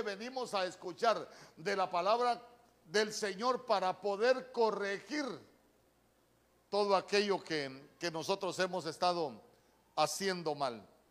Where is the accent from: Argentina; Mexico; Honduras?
Honduras; Choluteca; aquí en mi pueblo